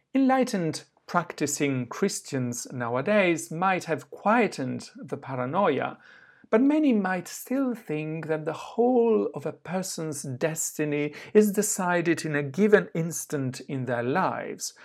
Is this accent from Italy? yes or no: yes; Southern Italy, Italy; moved away; also born or lived in southwest France / Oxford; my hometown in the south of Italy